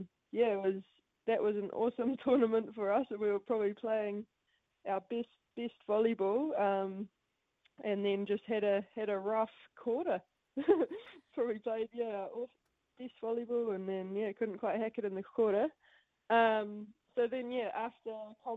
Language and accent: English; Matamata, Waikato, New Zealand; also born or lived in United States / Paris, France; I'm from Matamata, dairy farm family. So grew up with two older brothers